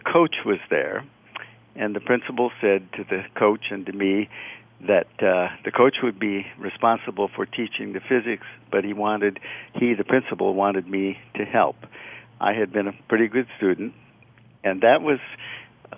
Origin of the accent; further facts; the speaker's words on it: Port Austin, Michigan, United States; moved away; I grew up in a small town, Port Austin, Michigan.